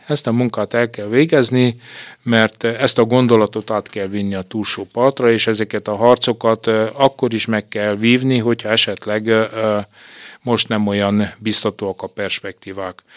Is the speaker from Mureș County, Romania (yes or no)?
no; Târgu Secuiesc, Covasna County, Romania; moved away as an adult; also born or lived in Timișoara / Lugoj; now in Cluj-Napoca, Romania; az én gyerekkorom is egészen egyetemista koromig eltelt kézdivasárhelyen